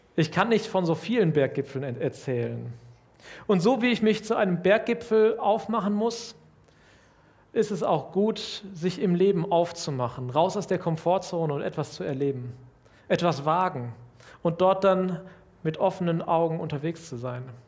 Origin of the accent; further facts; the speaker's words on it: Lüdenscheid, North Rhine-Westphalia, Germany; Ich komme aus Lüdenscheid, einer mittelkleinen Stadt in Nordrhein-Westfalen